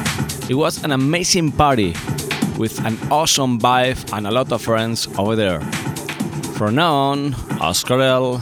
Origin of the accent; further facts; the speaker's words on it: Madrid, Community of Madrid, Spain; the last set I did in my hometown, Madrid.